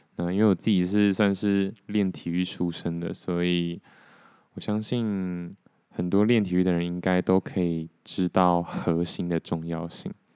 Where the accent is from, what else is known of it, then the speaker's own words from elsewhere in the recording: Taiwan; 我如果不是台湾人的话